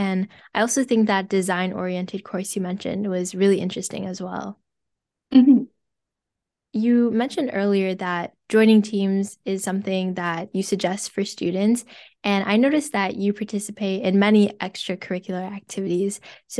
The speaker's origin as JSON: {"language": "English", "region": "Ontario", "country": "Canada", "said": "I'm from Ontario, so I've never been to BC actually"}